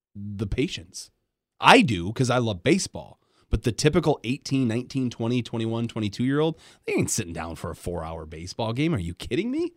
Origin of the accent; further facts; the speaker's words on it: Grand Rapids, Michigan, United States; also born or lived in Detroit Metro, Michigan / Iowa; now in Kalamazoo, United States; I grew up in Grand Rapids